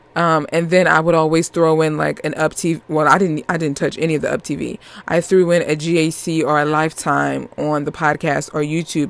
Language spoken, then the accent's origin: English; Northeast United States, United States; accent: New York; I'm I'm from the Northeast United States